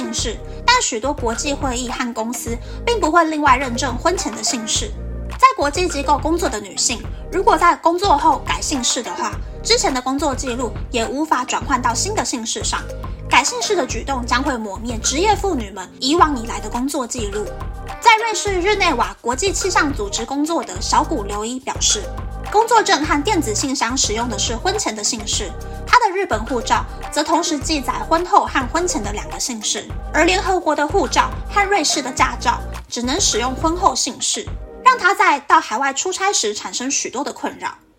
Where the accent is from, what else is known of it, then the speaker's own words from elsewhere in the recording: Taiwan; 身为台湾人，我真的觉得我好幸福哟。